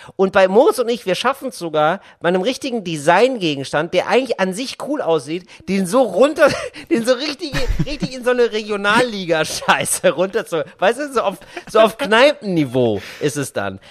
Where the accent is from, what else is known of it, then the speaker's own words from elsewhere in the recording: Geldern, North Rhine-Westphalia, Germany; now in Berlin, Germany; die ich früher hatte in meinem Dorf in Geldern, in meiner Kleinstadt